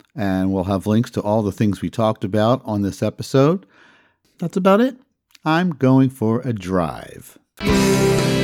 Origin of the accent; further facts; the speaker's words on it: Philadelphia, Pennsylvania, United States; my hometown of Philadelphia